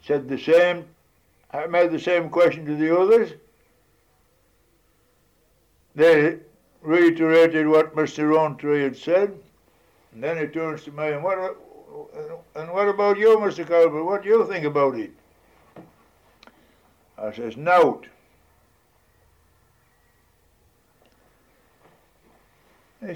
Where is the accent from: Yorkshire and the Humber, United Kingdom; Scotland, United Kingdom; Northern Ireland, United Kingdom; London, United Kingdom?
Yorkshire and the Humber, United Kingdom; Hawes; I says, Hawes in Upper Wensleydale in the Yorkshire Dales.